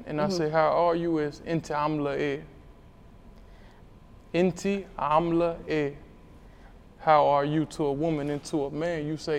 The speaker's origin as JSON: {"language": "English", "town": "Alexandria", "region": "Virginia", "country": "United States", "said": "I'm from Alexandria, Virginia, on the west side."}